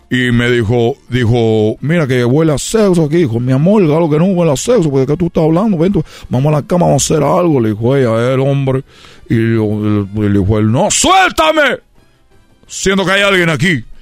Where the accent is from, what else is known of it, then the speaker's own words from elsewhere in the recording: Cuba; Le digo, yo soy de Cuba. Dijo, ah, aquí en Guadalajara no es muy normal ver un cubano. Le dije, bueno, pues soy el primer cubano que tú ves aquí.